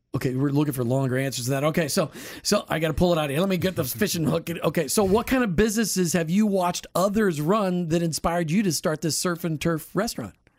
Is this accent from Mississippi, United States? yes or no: no; Minnesota, United States; now in Florida, United States; I grew up in Minnesota, still can't say aunt